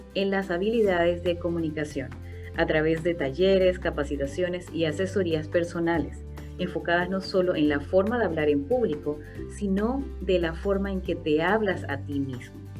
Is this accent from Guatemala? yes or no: no; Panama; en culturas donde yo crecí, por ejemplo, en Panamá